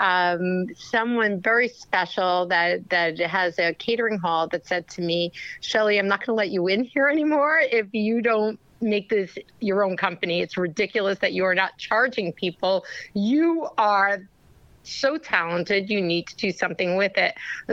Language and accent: English; New York City, New York, United States; I was born in Brooklyn, New York, by immigrant parents